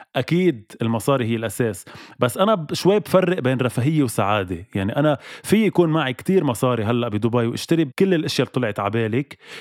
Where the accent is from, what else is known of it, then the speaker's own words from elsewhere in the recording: Lebanon; أنا اليوم كلبناني موجود بلبنان